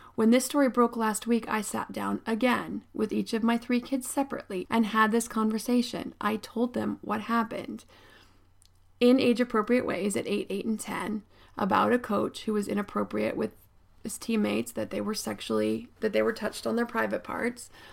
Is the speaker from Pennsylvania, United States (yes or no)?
yes; State College, Pennsylvania, United States; I grew up in State College, Pennsylvania.